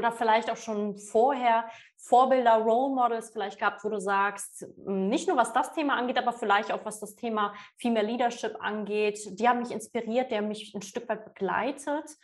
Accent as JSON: {"language": "German", "country": "Poland"}